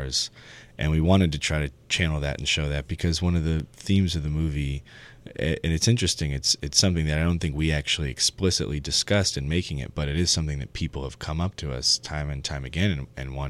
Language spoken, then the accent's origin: English; San Francisco, California, United States; when we were growing up in San Francisco